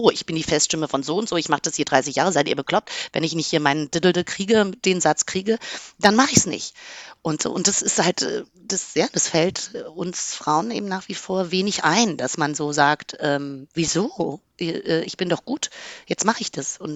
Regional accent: Berlin, Germany; mir war das wichtig als Berlinerin

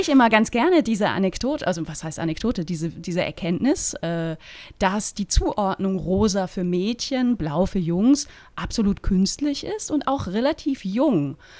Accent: Eastern Switzerland, Switzerland; ich komme aus der Ostschweiz gebürtig

